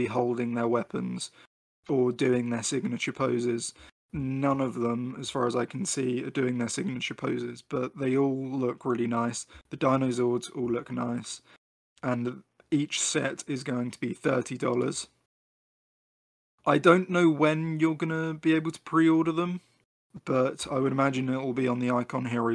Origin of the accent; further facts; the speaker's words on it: United Kingdom; I'm British, not American.